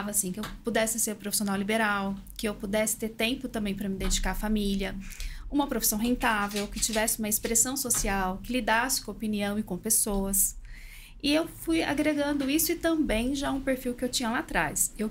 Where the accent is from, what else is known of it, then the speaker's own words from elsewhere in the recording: Minas Gerais, Brazil; eu sou de uma cidade pequena, interior de Minas.